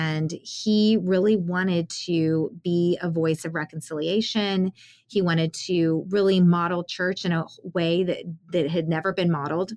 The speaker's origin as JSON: {"language": "English", "town": "San Antonio", "region": "Texas", "country": "United States", "tie": "born or raised there", "said": "I grew up in San Antonio, 80% Hispanic"}